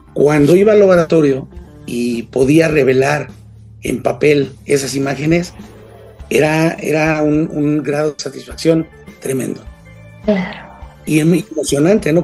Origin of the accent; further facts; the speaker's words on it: Mexico City, Mexico; yo soy de la Ciudad de México, vivo en la Ciudad de México, soy de México